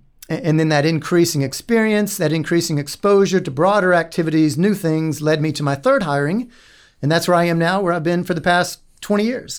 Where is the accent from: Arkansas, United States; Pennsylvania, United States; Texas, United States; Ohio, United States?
Texas, United States; Dallas; also born or lived in Odessa / Winnemucca / Wichita / Brownwood; I was born in Odessa, Texas, and then my parents moved to Winnemucca, Nevada. How about that?